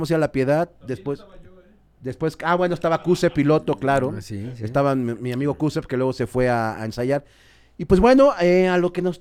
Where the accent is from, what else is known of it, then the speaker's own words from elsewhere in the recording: Mexico; sí, soy de Sotelo.